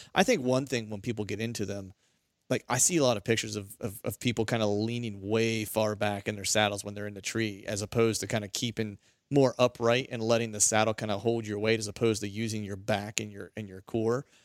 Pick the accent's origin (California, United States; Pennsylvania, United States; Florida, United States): Pennsylvania, United States; near Seven Springs; Pennsylvania, which isn't, which is, you know, not far from my hometown.